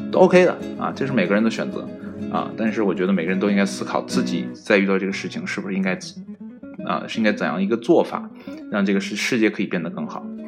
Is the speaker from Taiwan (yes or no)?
no; China